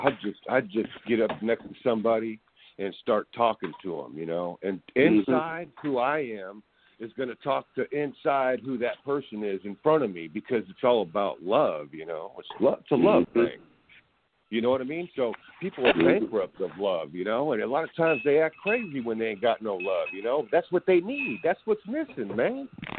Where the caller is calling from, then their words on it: California, United States; This is California over here.